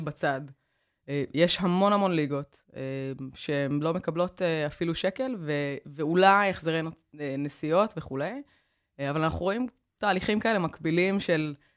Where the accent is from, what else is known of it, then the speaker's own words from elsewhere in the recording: Kiryat Tivon, Haifa District, Israel; also born or lived in United States; נסעתי מטבעון לחולון